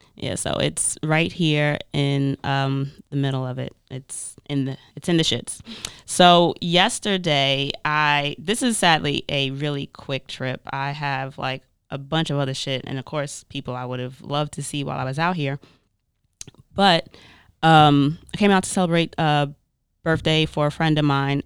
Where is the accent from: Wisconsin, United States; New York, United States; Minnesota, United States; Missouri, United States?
New York, United States; as a New Yorker